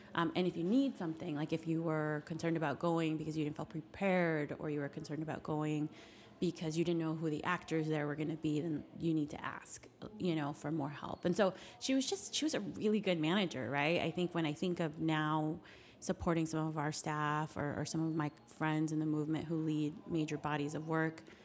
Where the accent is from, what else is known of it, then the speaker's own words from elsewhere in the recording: Carson City, Nevada, United States; moved away as an adult; also born or lived in Reno, Nevada; now in Washington, D.C., United States; I came from rural Nevada, so a much smaller city. I grew up in Carson City, went to college in Reno, and moved right to DC.